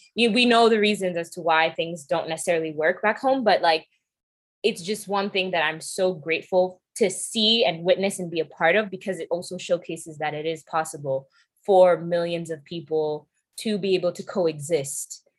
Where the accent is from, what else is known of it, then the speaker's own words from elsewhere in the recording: New York, United States; also born or lived in England / Nairobi, Kenya; I was raised in New York